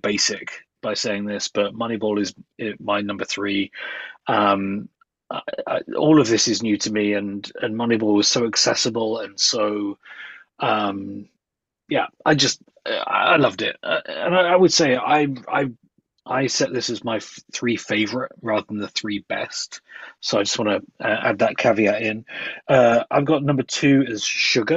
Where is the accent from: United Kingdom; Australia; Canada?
United Kingdom; England; moved away; growing up in England